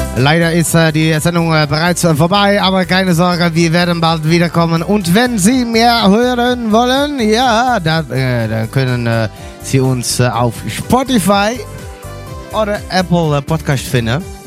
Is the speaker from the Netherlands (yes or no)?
yes; Netherlands; German is a second language; dann sprach ich äh, Deutsch, aber ich bin ein Holländer